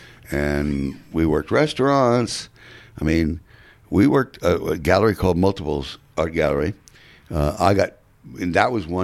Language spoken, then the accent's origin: English; New York City, New York, United States; also born or lived in Manhattan, New York; I'm from Queens, New York, and Whitestone